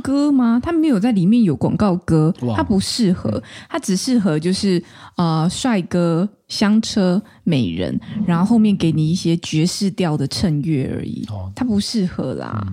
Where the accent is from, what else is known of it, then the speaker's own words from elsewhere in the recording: Taichung, Taiwan; 我是台中人嘛